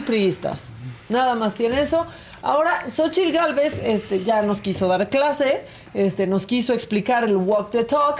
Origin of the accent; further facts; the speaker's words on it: Mexico; somos mexicanos a prueba de todo